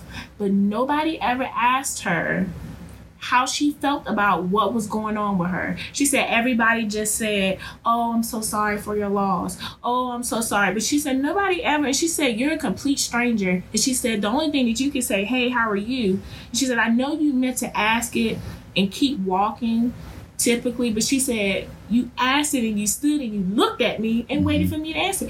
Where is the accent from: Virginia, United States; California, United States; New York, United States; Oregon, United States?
Virginia, United States; I'm from Virginia.